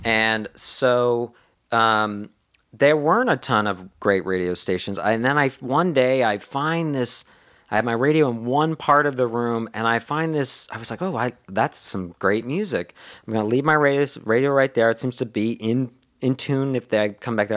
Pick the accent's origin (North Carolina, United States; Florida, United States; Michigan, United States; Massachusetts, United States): Massachusetts, United States; Boston; I went to high school in the Boston area.